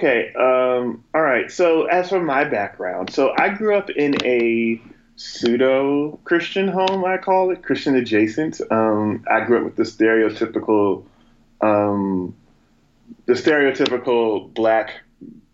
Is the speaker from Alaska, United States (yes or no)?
no; Asbury Park, New Jersey, United States; also born or lived in North Carolina / Montana; where I grew up. In Asbury Park, New Jersey, central, Jersey around there